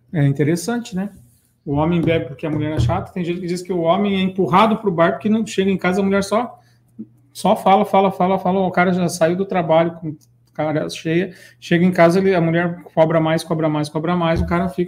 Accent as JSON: {"language": "Portuguese", "town": "Ponta Grossa", "region": "Paraná", "country": "Brazil", "tie": "born or raised there", "moved": "yes", "said": "Minha terra natal, Ponta Grossa."}